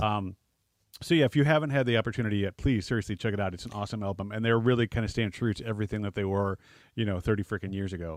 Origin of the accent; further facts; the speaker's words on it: Midwest, United States; living in the Midwest